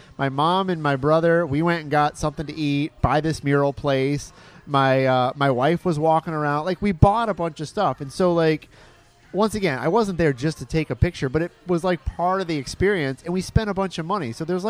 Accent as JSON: {"language": "English", "region": "Michigan", "country": "United States", "moved": "yes", "lives_now": "Orlando, United States", "said": "I'm from Michigan"}